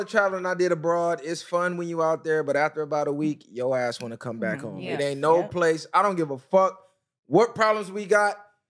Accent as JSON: {"language": "English", "country": "United States", "tie": "born or raised there", "said": "I grew up here. I grew up in America. This is all I know."}